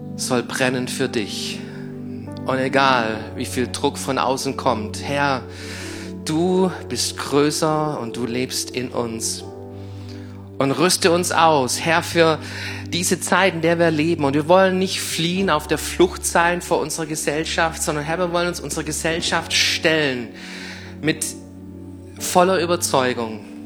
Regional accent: Crailsheim, Baden-Württemberg, Germany; ich bin hier in Kralsheim geboren, ich ging hier in Kralsheim auf die Schulen

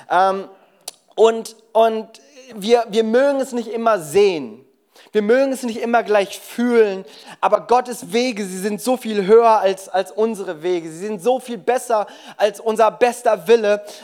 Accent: South Korea; German is a second language; ich bin ursprünglich Koreaner, vielleicht hast du dich das auch schon die ganze Zeit gefragt.

